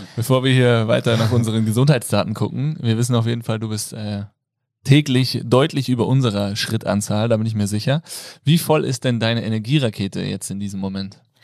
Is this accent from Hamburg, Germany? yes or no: no; Kassel, Hesse, Germany; ich komme aus der geografischen Mitte Deutschlands, nämlich aus Kassel